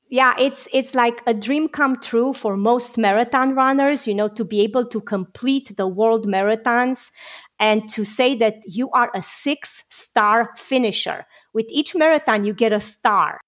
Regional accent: Romania; moved away; I got to fight in the Romanian revolution together with my father at the age of 16.

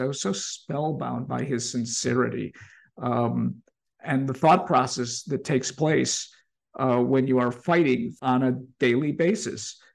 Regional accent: Chicago, Illinois, United States; growing up in Albany Park

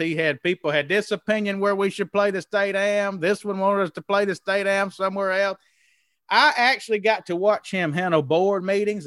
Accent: Mississippi, United States; also born or lived in Mobile, Alabama; where I grew up in Mississippi

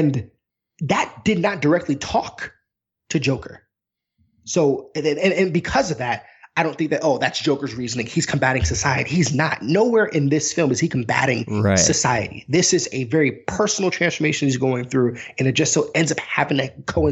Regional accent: New York, United States; I'm from New York

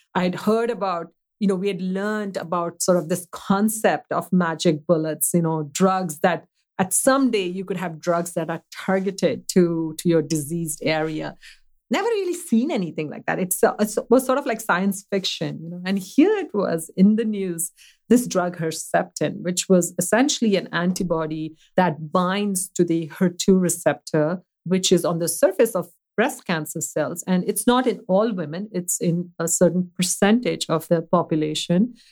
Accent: Mumbai, Maharashtra, India; now in United States; I grew up in a city that's actually very, very well known. It's uh, the city of Mumbai.

